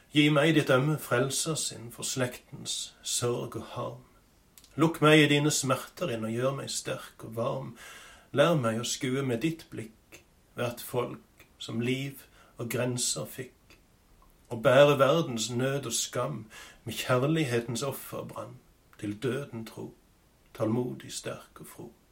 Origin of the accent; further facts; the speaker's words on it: Sokndal, Rogaland, Norway; hjemme på Vatland i Sokndal, på gården der jeg har vokst opp